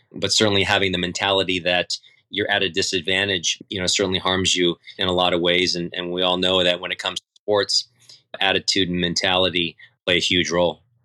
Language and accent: English; San Diego, California, United States; I grew up in San Diego first for tennis